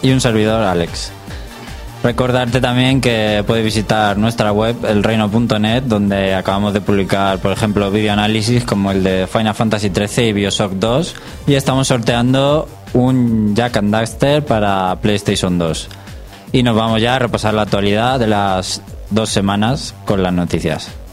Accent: Spain; somos los españoles

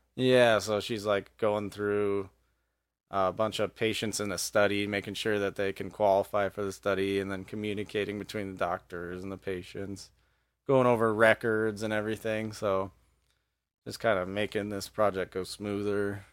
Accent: Evergreen, Colorado, United States; moved away as an adult; also born or lived in Philadelphia; now in Montana, United States; I grew up in Evergreen, Colorado

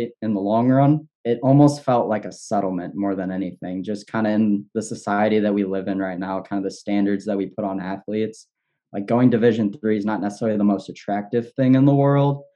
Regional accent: Pontiac, Illinois, United States; I grew up in Pontiac, Illinois

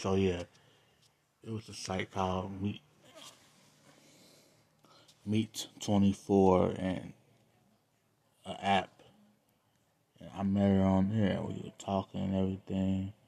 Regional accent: Cincinnati, Ohio, United States; I'm from Cincinnati

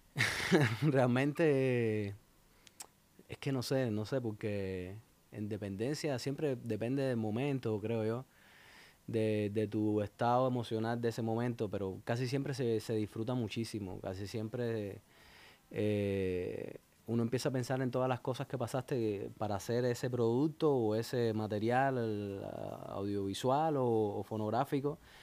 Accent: Santa Clara, Villa Clara, Cuba; moved away; also born or lived in Havana, Cuba; Así es, Santa Clara que en el centro de, Cuba. Eh, es una ciudad preciosa, un pueblito pequeño. Y ahí nací, luego me emigré, emigré dentro de Cuba a La Habana para estudiar

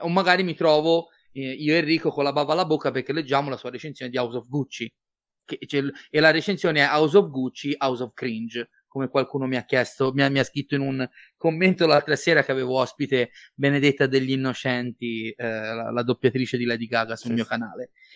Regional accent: Livorno, Tuscany, Italy; sono livornese

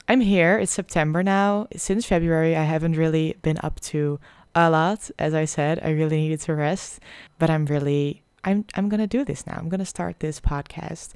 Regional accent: Netherlands; English is a second language; I am from the Netherlands. I'm Dutch, so please excuse my accent.

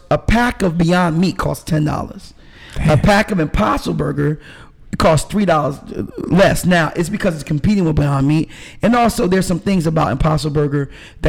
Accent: New York, United States; now in Decatur, United States; I'm from New York originally. My family's from Jamaica, but I'm from New York

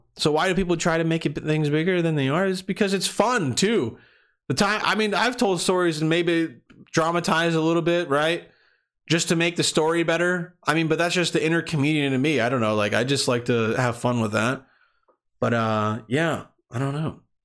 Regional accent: Bosnia & Herzegovina; moved away; where I was born or where I was, where I was growing up in Bosnia

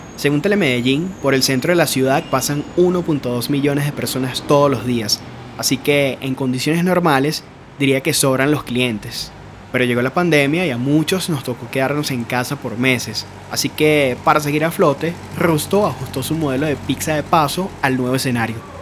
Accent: Los Teques, Miranda, Venezuela; now in Medellín, Colombia; Crecí cerca de uno en Los Teques

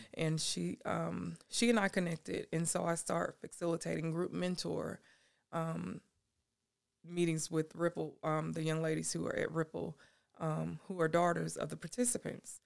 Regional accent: Anderson, South Carolina, United States; moved away as an adult; now in Seneca, United States; I was born and raised in Anderson. I know people there

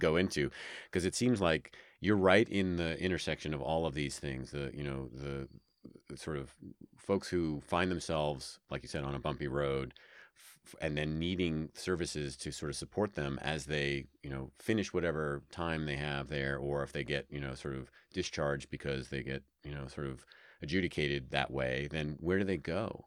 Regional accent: New York, United States; also born or lived in Fairfax County, Virginia; now in Reno, United States; I'm from New York

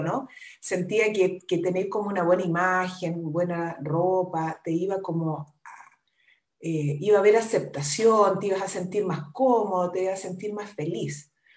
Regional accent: Concepción, Biobío, Chile; yo soy de Concepción, soy la menor de seis hermanos

